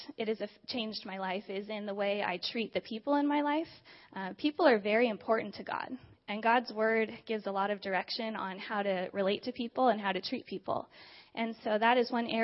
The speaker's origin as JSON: {"language": "English", "town": "Diamond Bar", "region": "California", "country": "United States", "tie": "born or raised there", "said": "I grew up just a few minutes away from here in Diamond Bar with my mom, my dad, my brother, and my sister."}